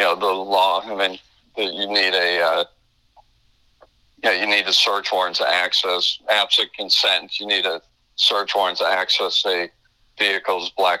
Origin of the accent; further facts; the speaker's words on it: Chicago, Illinois, United States; moved away as an adult; now in Florida, United States; I'm from Chicago originally. We went to law school in Chicago